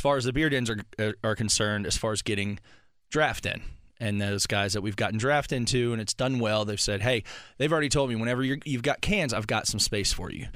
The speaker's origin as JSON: {"language": "English", "town": "Frederick", "region": "Maryland", "country": "United States", "said": "I'm from Maryland. I'm from Frederick, Maryland area"}